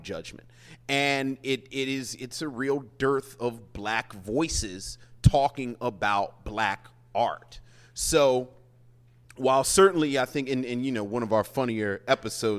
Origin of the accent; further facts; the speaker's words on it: Baltimore, Maryland, United States; moved away; I'm from Woodlawn. Right. I'm right up Liberty Heights